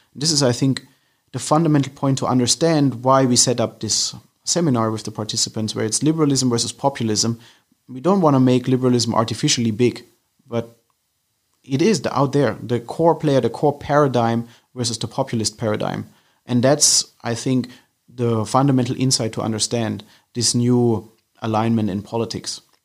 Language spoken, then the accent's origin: English; Germany; moved away as an adult; now in London, United Kingdom; I'm originally from Germany, but I live in London for a couple of years now